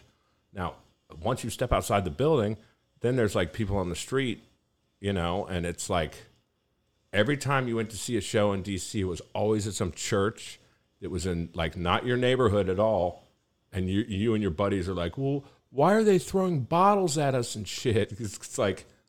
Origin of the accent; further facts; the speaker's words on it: Maryland, United States; also born or lived in Prince George's County, Maryland / Montgomery County, Maryland; now in Austin, United States; I was born in Prince George's County, Maryland. I grew up there for a little while and then moved to Montgomery County, Maryland